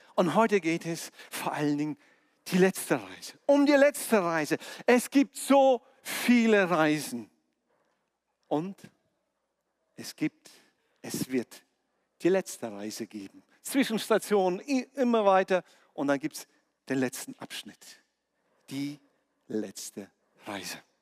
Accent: near Omsk, Siberia, Omsk Oblast, Russia; moved away; mein Geburtsort in Sibirien bei Omsk, äh, da bin ich geboren.

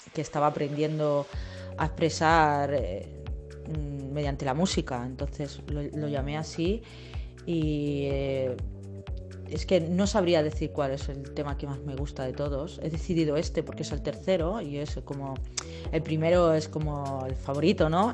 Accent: Campo de Criptana, Castilla-La Mancha, Spain; moved away; mi pueblo natal, eh, que es Capo de Criptanas, un pueblo de Ciudad Real

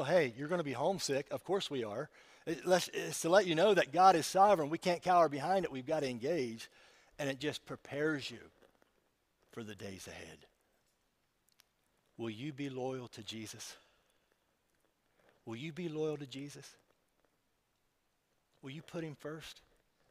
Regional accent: West Virginia, United States; I'm from West Virginia

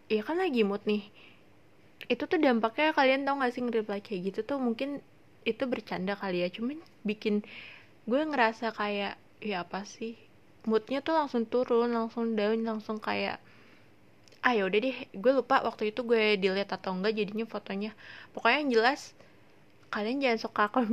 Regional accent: Indonesia; gue bule Asia Indonesia tapi bukan yeah. Asia di Korea

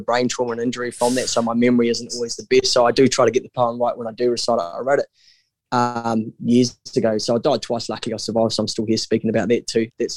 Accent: New Zealand; I'm a Kiwi

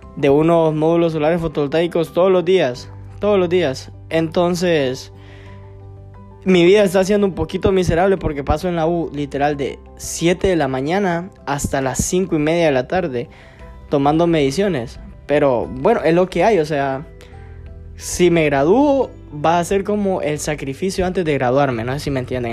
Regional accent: Gracias, Lempira, Honduras; yo soy de gracia el Empira

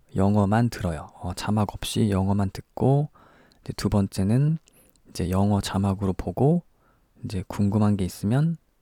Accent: South Korea; now in Tokyo, Japan; 저는 일본에 살고 있는 한국 사람입니다.

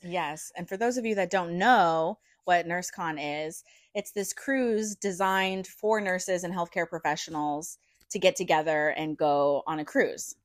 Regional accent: St. Louis, Missouri, United States; moved away as an adult; we're from St. Louis, so it's not like we don't understand cold and snow because we definitely get

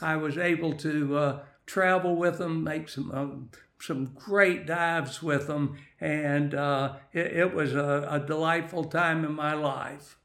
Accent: West Texas, United States; moved away as an adult; now in Jacksonville, United States; I am originally from, um, West Texas

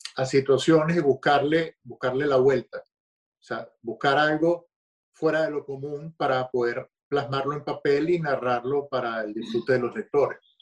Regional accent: Caracas, Capital District, Venezuela; moved away as an adult; yo soy nacido en Caracas, eh, Venezuela, crecí en Caracas

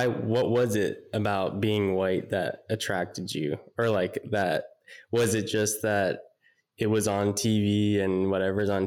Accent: Mountain View, California, United States; Ida and I grew up in the Bay Area in Mountain View, and went to Mountain View High School

